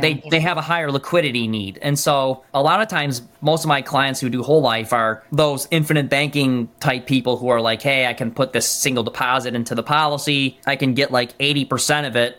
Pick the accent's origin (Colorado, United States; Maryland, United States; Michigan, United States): Michigan, United States; I'm from Michigan.